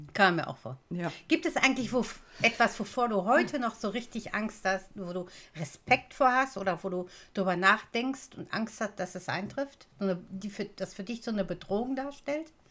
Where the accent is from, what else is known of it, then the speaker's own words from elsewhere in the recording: Duisburg, North Rhine-Westphalia, Germany; Ich bin ja in Duisburg geboren und aufgewachsen